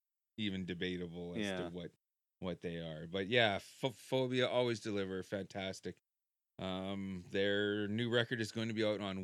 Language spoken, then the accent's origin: English; Canada; being a Canadian